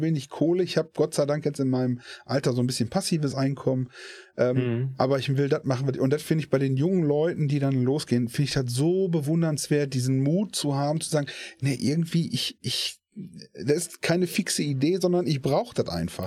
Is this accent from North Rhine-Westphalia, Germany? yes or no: yes; Essen, North Rhine-Westphalia, Germany; Ich komme aus Essen